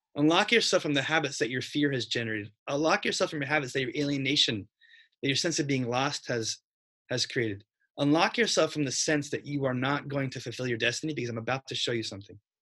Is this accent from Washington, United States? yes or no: yes; Spokane, Washington, United States; moved away as an adult; I grew up in Spokane, Washington